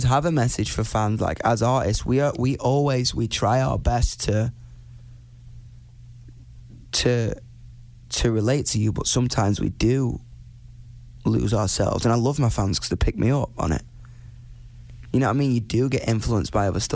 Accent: United Kingdom; me being a British person

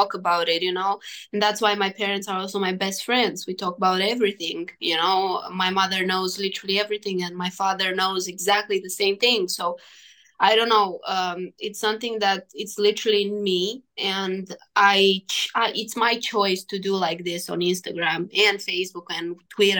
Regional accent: Romania; I played a WTA in my hometown

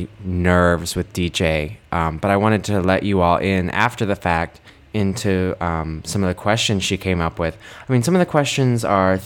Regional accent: Kentucky, United States; now in New York City, United States; from Kentucky

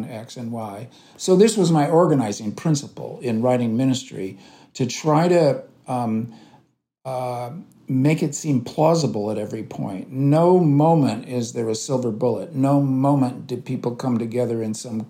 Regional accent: United States; I'm an American leftist

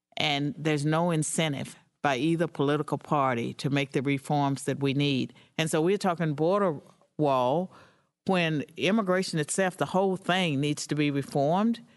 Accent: United States; I'm an American

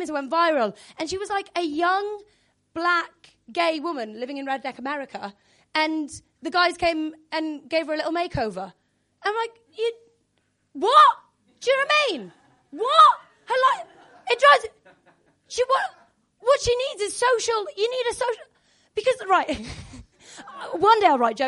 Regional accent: Wales, United Kingdom; I'm Welsh

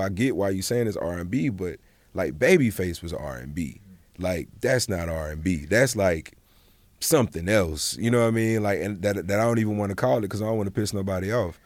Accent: Montgomery, Alabama, United States; moved away; also born or lived in London / Atlanta / Los Angeles; we're from Montgomery, Alabama. Like, I went home for Thanksgiving

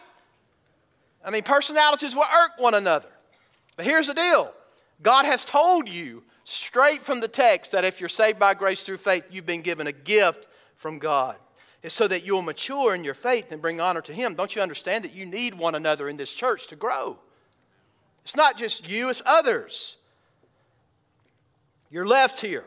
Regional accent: the South, United States; I grew up in the South.

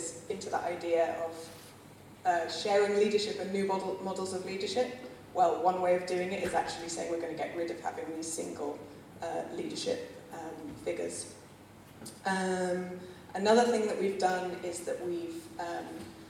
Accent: London, United Kingdom; moved away as an adult; now in Barcelona, Spain; I'm originally from London, in case you're all wondering about the accent, but I've been in Barcelona for 10 years

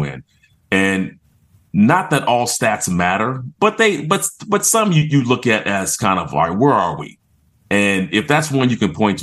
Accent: San Diego, California, United States; moved away as an adult; also born or lived in Georgia; I grew up in California. I'm a West Coast kid. And, you know, I'm a San Diego guy.

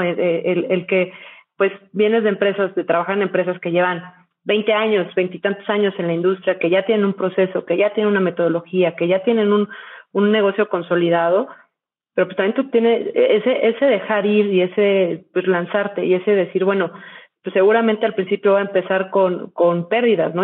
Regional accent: Mexico; soy mexicana, eh, he vivido prácticamente toda mi vida en México

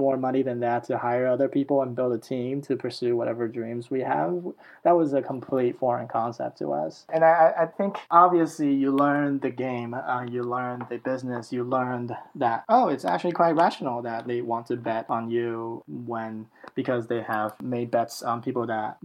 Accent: Taiwan; now in Silicon Valley, United States; I'm from Taiwan

